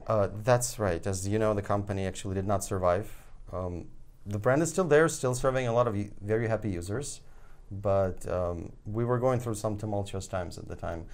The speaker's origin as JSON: {"language": "English", "country": "Ukraine", "tie": "born or raised there", "moved": "yes", "said": "I was born there"}